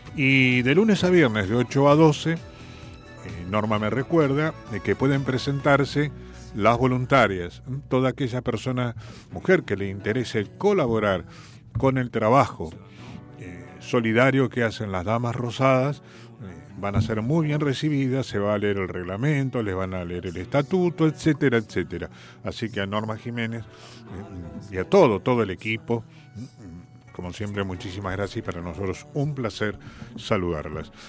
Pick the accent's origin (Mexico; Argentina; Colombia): Argentina; Vicente López, Buenos Aires Province; gente que somos de Vicente López